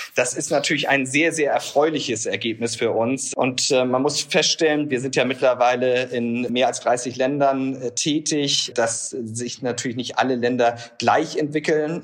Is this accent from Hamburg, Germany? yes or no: yes; Hamburg, Germany; ich als Hamburger